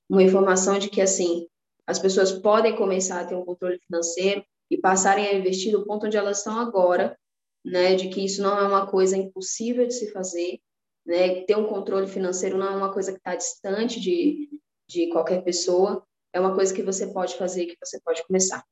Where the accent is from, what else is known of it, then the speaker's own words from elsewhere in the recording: Salvador, Bahia, Brazil; now in São Paulo, Brazil; Nasci no Nordeste, sou de Salvador, Bahia. Hoje eu moro em São Paulo